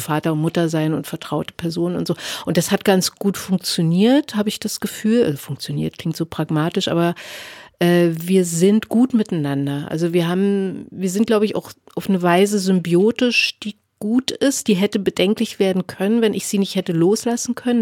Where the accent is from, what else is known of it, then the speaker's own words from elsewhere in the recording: Berlin, Germany; Ich bin in Ostberlin geboren und ich bin, wenn ich sowas wie Heimat verorten sollte, bin ich Ostberlinerin, weil ich lebe auch immer noch in Ostberlin